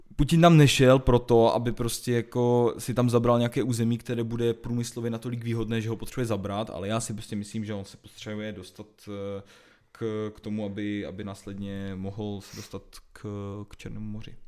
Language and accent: Czech; Czechia; naše, naše republika